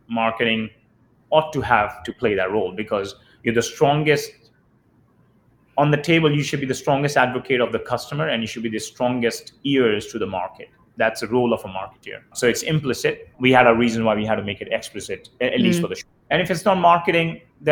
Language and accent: English; India; moved away; the way I grew up in India